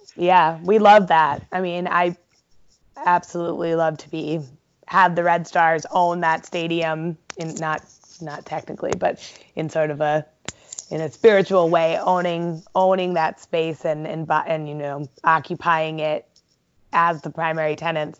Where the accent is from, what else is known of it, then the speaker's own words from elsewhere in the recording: Ohio, United States; I grew up in Ohio